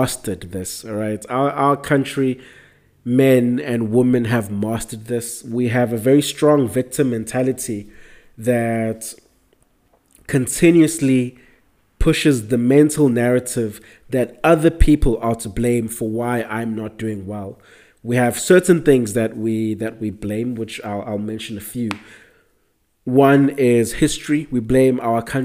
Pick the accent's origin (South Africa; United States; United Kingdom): South Africa; I'm South African